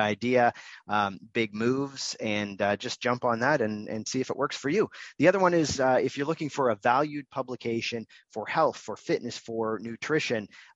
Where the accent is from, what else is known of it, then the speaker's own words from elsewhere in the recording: Canada; also born or lived in Toronto; I'm in Toronto, so I'm Canadian